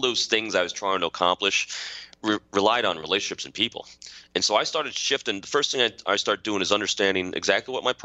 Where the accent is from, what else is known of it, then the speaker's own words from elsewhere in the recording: Putnam County, New York, United States; moved away as an adult; also born or lived in Manhattan, New York / Virginia Beach, Virginia; I was born in Manhattan, grew up in Putnam County. I'm a local guy.